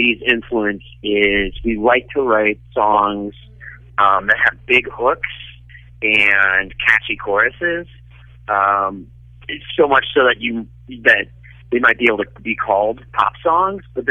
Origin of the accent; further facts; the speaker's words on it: Cincinnati, Ohio, United States; I am born, raised. I went to high school and I went to college, and I lived there after college. I'm Cincinnati through and through.